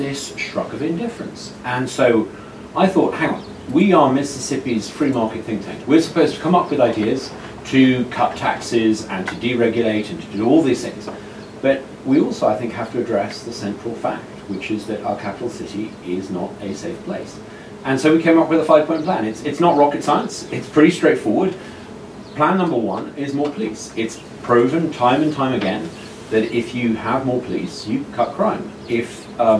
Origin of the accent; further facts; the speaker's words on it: England, United Kingdom; moved away as an adult; now in Jackson, United States; I'm a new immigrant to America. I'm from England